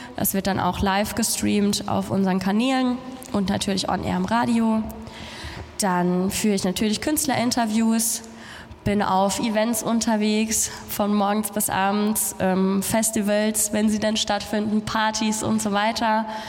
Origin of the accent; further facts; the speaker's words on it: Germany; ich komme aus Deutschland